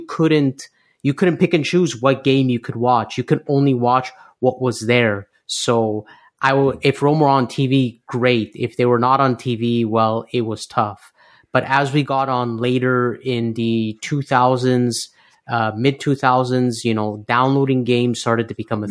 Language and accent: English; Canada; I was born in Canada